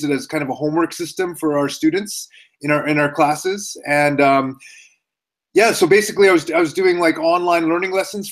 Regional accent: Canada; moved away as an adult; also born or lived in Japan; now in Calgary, Canada; I'm Canadian

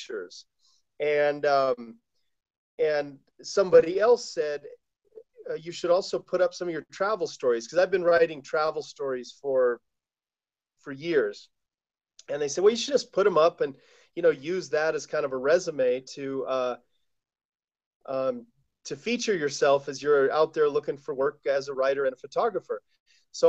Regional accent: Colorado, United States; now in Taos, United States; I live in Taos, New Mexico. I grew up in Colorado

